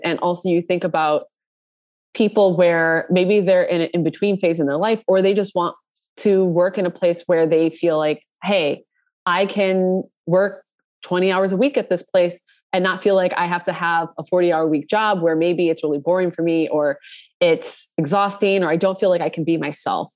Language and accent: English; Minnesota, United States; I grew up in Minnesota.